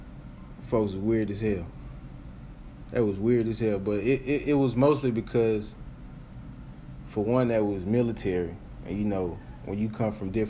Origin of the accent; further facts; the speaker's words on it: Memphis, Tennessee, United States; I'm from Memphis